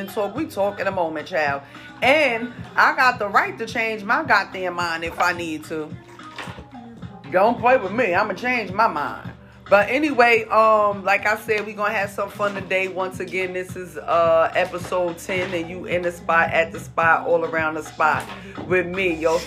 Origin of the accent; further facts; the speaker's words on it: Jersey City, New Jersey, United States; I'm from Jersey. Jersey City, New Jersey to be exact.